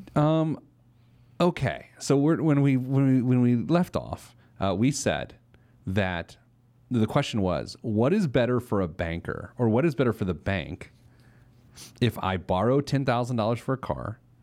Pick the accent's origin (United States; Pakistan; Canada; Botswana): United States; Speedway, Indiana; I grew up in Speedway, Indiana